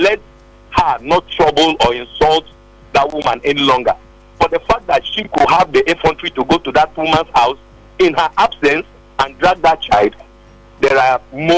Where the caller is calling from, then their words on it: Lagos, Nigeria; I'm calling from Ojo area in Lagos.